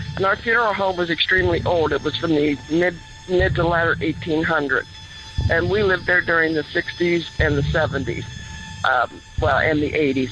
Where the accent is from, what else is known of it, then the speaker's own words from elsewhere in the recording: Lancaster, Ohio, United States; also born or lived in Idaho; I grew up in the state of Ohio, born and raised in Lancaster